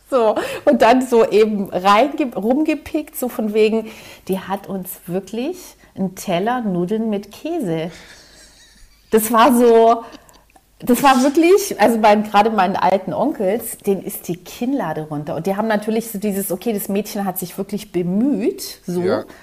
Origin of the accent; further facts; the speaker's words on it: Southern Germany, Germany; Und ich bin ja in Süddeutschland groß geworden